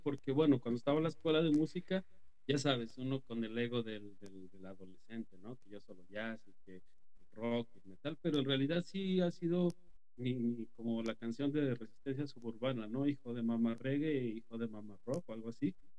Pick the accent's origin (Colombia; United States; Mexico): Mexico; moved away; soy de México